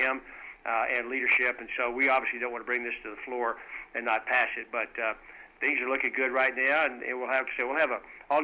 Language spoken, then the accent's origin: English; West Texas, United States; I'm from West Texas